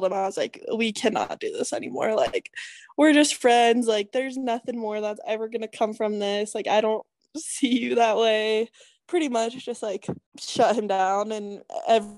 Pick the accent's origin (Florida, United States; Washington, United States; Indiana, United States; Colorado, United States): Colorado, United States; moved away as an adult; now in Utah, United States; I'm from Colorado.